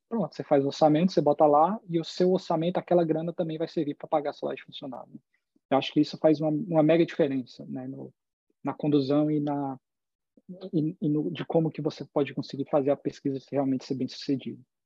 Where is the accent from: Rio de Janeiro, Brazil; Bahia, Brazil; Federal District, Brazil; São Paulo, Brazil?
Federal District, Brazil; moved away as an adult; also born or lived in Miami, Florida / Boston, Massachusetts; now in California, United States; eu morei a vida toda no Distrito Federal